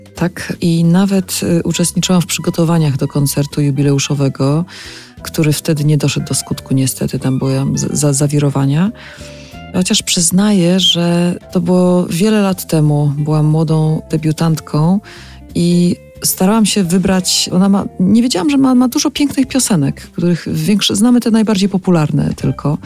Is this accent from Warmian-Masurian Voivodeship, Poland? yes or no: no; Bielsko-Biała, Silesian Voivodeship, Poland; moved away as an adult; Tam się urodziłam, tam spędziłam dzieciństwo, dorastanie